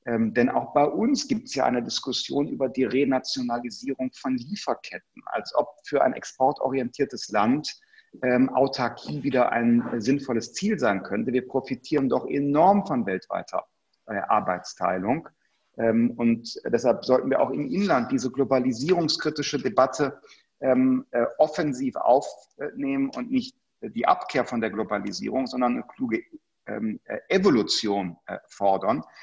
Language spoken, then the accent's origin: German; Germany; wir als Deutsche waren die Ersten, die trotz der Bilder aus Bergamo gesagt haben, Schutzmaterialien exportieren wir selbst an europäische Partner nicht.